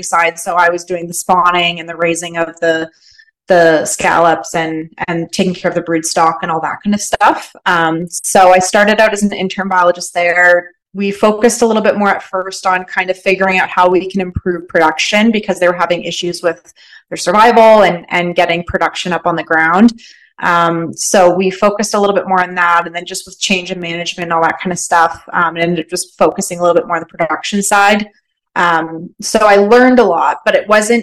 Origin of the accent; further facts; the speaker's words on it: London, Ontario, Canada; moved away as an adult; also born or lived in Nova Scotia; now in British Columbia, Canada; I'm from London, Ontario, which is quite a big city